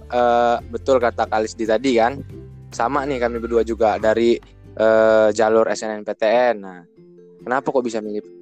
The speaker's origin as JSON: {"language": "Indonesian", "region": "Lampung", "country": "Indonesia", "said": "aku sendiri orang Lampung gitu jadi e, karena ITERA ini institut pertama negeri di Sumatera juga e, jadi aku milih yang deket aja gitu dari daerah aku"}